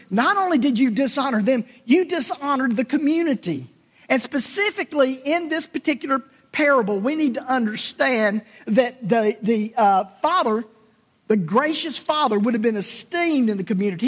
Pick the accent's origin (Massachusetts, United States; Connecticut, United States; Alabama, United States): Alabama, United States; South; my childhood growing up in South Alabama